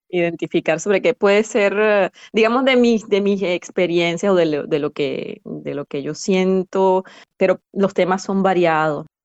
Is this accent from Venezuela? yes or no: yes; Venezuela; accent: Venezuelan; E, e incluso la, nuestro acento, pues lo, él tiene su acento de, extranjero, ¿no? Para, mí, pero él trata de imitar el acento venezolano.